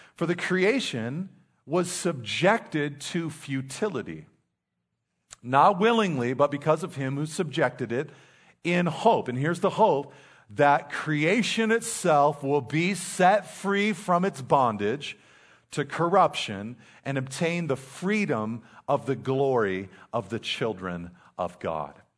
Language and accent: English; Pacific Grove, California, United States; also born or lived in Monterey Peninsula; I grew up in Pacific Grove, very tough, very tough, the mean streets of Pacific Grove.